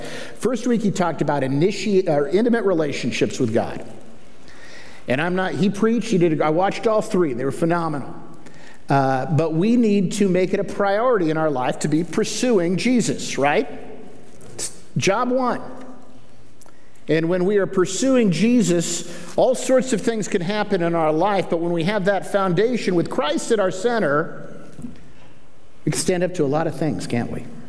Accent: Kirkland, Washington, United States; also born or lived in Tumwater; I'm kind of a wet sider. I grew up in, I grew up in Kirkland

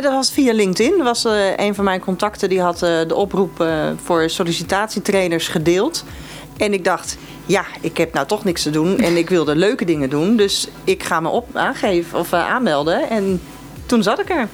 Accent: Eemnes, Utrecht, Netherlands; Ik kom uit Eemnes

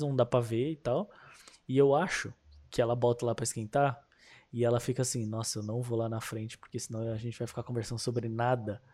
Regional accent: Paulista, São Paulo, Brazil; eu sou paulista

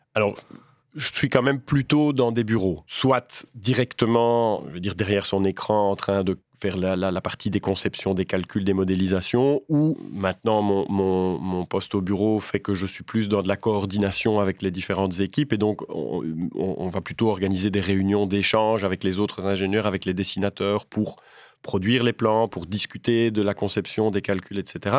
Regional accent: Waremme, Wallonia, Belgium; je viens de Warem

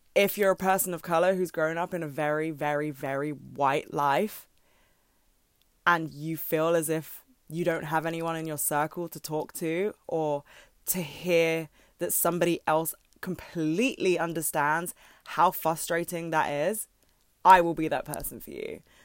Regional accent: London, United Kingdom; I'm from London

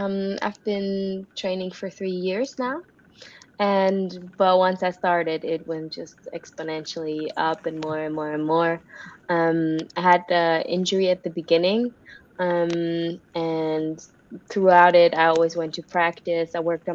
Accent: Switzerland; From Switzerland.

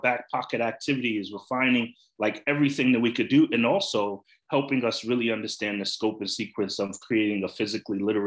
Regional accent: New York City, New York, United States; I'm from Bed-Stuy, grew up in Marcy Projects, know my neighborhood, know my community, live in my community.

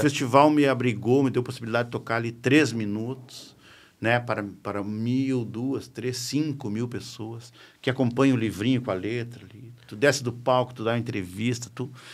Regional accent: Uruguaiana, Rio Grande do Sul, Brazil; moved away as an adult; also born or lived in Santa Maria; now in Porto Alegre, Brazil; Eu, como nasci em Uruguaiana, ali em 1971

